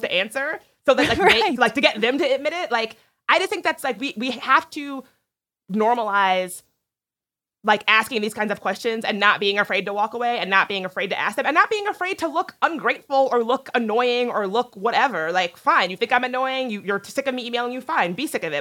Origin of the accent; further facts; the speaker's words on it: East Coast, United States; I grew up on the East Coast